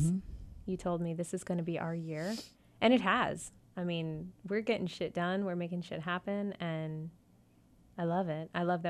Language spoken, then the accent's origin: English; Davie, Florida, United States; moved away; I'm from Davie. Represent the 305-954.